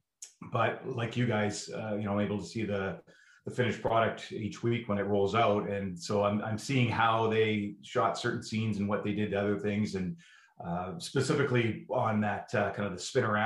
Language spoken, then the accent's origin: English; Vancouver, British Columbia, Canada; I'd come home to Vancouver, that's my hometown.